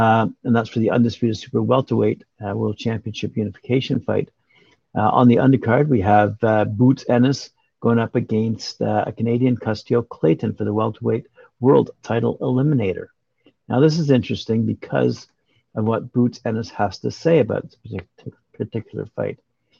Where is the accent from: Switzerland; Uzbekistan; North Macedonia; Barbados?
Uzbekistan; English is a second language; now in Detroit, United States; I grew up in Uzbekistan, but my career started here. I love Detroit.